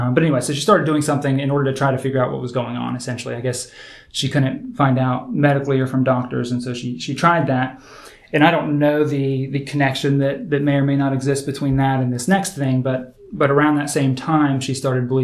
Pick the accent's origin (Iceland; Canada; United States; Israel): United States; Indiana; I was born in Indiana